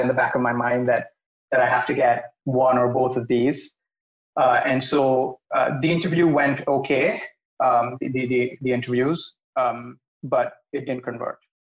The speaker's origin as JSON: {"language": "English", "country": "India", "tie": "born or raised there", "also_born_or_lived": "San Francisco, United States", "moved": "as an adult", "lives_now": "New York, United States", "said": "I was born and raised in India. Grew up here. Uh, went to high school here."}